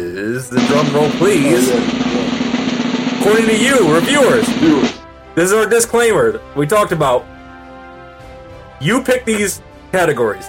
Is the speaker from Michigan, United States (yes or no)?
yes; Kalamazoo, Michigan, United States; now in Los Angeles, United States; my home state of Michigan. I got to see my people in my hometown, 231 stand up people, Kalamazoo.